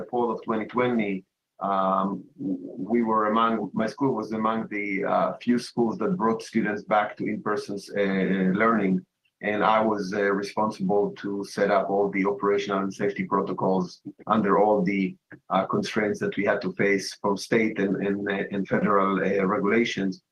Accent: Israel; moved away as an adult; now in United States; I was born in Israel and had a career in the Israeli military as an intelligence officer almost 12 years

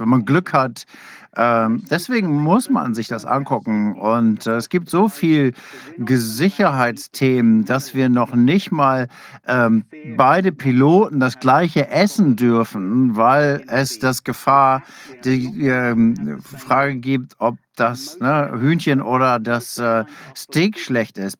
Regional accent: England, United Kingdom; now in Australia; Ich selbst bin Engländer, meine Frau ist aus äh, Australierin

